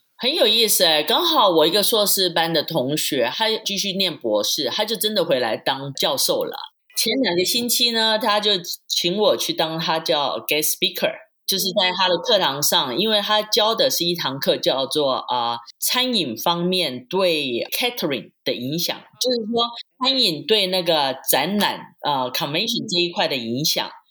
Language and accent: Chinese; Taipei, Taiwan; moved away as an adult; also born or lived in Switzerland; now in Las Vegas, United States; 我是从台湾来